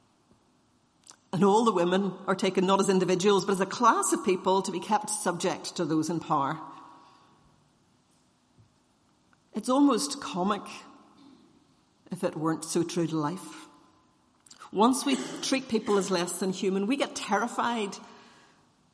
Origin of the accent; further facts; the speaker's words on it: Northern Ireland, United Kingdom; as Irish Presbyterians